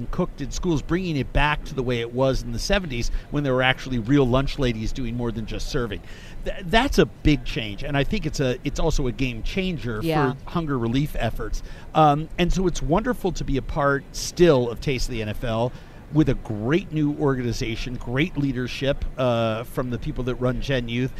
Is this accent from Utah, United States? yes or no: no; New York, United States; as a New Yorker